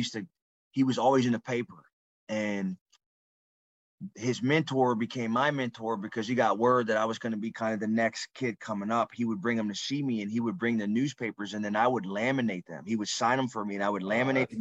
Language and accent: English; Youngstown, Ohio, United States; moved away as an adult; also born or lived in Iowa City, Iowa; growing up in Northeastern Ohio, right? I'm from Youngstown